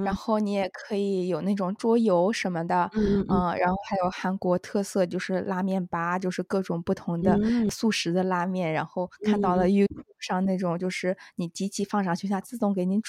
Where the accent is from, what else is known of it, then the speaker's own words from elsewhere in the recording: South China, China; 除了除了洗澡这种大家坦诚相见，我觉得作为南方人还是有一些难接受，